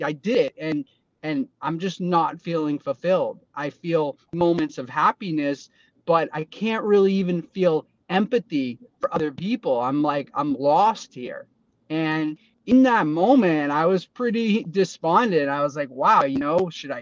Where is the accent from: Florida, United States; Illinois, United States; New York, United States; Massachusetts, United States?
Massachusetts, United States; Boston; I grew up in Boston